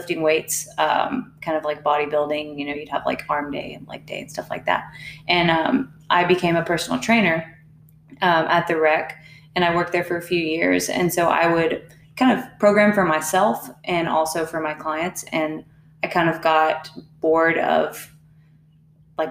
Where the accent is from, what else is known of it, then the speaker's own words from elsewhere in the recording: Huntsville, Texas, United States; I grew up in Huntsville, Texas